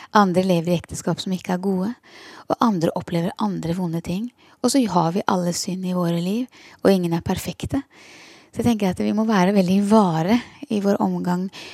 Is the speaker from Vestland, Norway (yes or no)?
no; Porsgrunn, Telemark, Norway; moved away as an adult; also born or lived in Skien; now in Kristiansand, Norway; Jeg er fra Porsgrunn, så det er mitt uh, fødested og min fødeby.